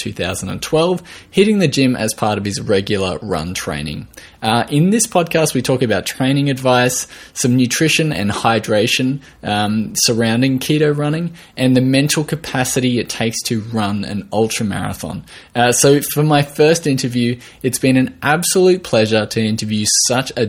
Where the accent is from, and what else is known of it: Australia